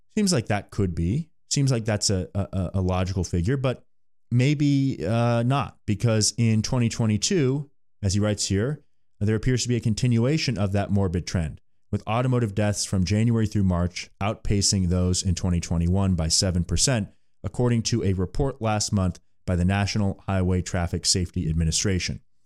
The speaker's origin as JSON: {"language": "English", "region": "California", "country": "United States", "tie": "born or raised there", "said": "growing up in California"}